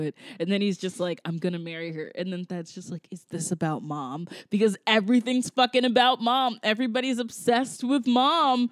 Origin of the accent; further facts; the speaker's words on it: Georgia, United States; moved away; I grew up in Georgia and I grew up with people, like especially white people, who did not understand this.